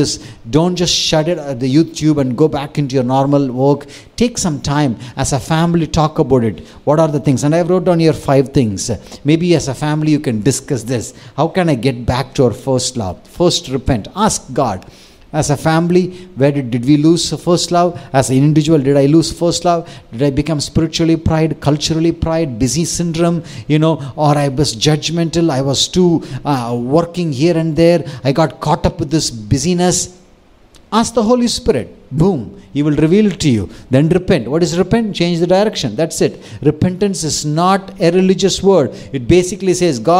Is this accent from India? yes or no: yes; Tamil Nadu, India; I grew up thinking, first I'm Tamilian, second Indian.